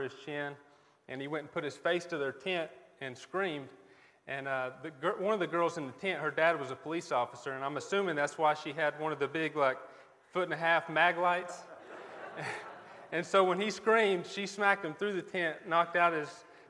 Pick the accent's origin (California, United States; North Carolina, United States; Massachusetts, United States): North Carolina, United States; Leicester; also born or lived in Raleigh, North Carolina; we're Buncombe County natives. We grew up in Lester, both me and my wife.